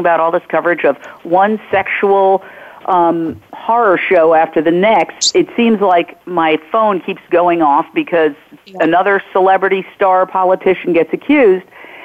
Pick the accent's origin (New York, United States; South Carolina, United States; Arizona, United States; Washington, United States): New York, United States; New York City; I grew up in Midtown Manhattan